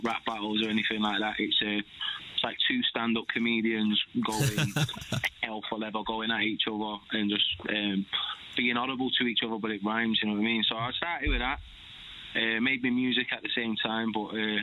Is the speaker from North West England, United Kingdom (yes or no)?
yes; Manchester, North West England, United Kingdom; growing up in Manchester